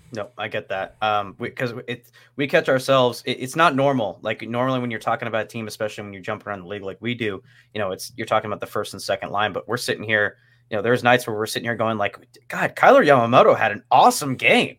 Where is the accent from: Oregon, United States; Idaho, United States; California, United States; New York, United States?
Idaho, United States; North; I grew up here in North Idaho